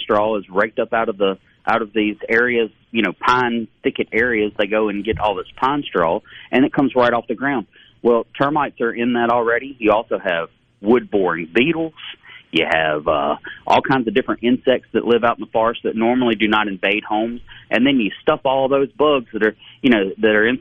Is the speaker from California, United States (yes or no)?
no; Wilmer, Alabama, United States; moved away; I grew up in Wilmer, Alabama.